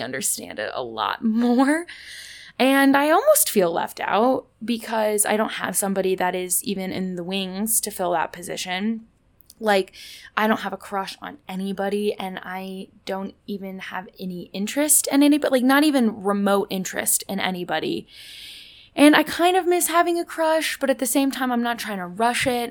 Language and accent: English; Indianapolis, Indiana, United States; moved away; I'm from Indianapolis